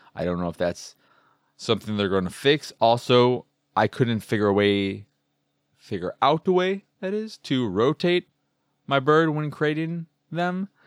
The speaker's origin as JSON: {"language": "English", "country": "United States", "said": "that is the bird of my home state"}